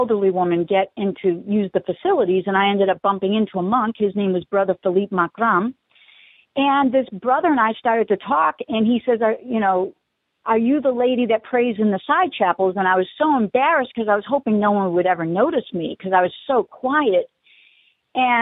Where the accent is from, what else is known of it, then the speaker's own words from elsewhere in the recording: Spencer, Massachusetts, United States; my hometown, which was Spencer, Massachusetts